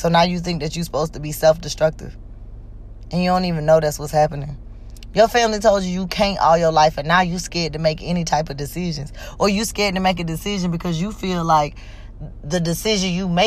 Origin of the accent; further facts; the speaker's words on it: Georgia, United States; moved away as an adult; also born or lived in Mississippi; I'm from Georgia, and I moved straight to Mississippi on somebody offered me a job, and I went.